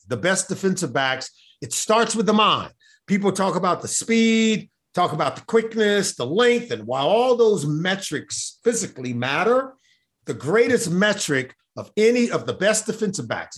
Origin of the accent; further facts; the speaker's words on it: Los Angeles, California, United States; I grew up in Los Angeles